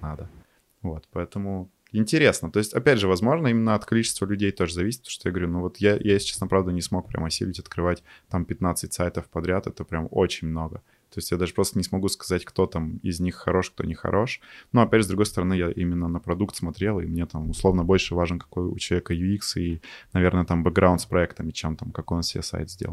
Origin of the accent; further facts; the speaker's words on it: Yekaterinburg, Sverdlovsk Oblast, Russia; also born or lived in Chelyabinsk; из России, не из Москвы, а из Екатеринбурга